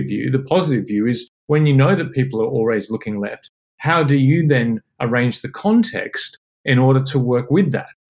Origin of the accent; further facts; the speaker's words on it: Parkes, New South Wales, Australia; I grew up in Parkes in central New South Wales.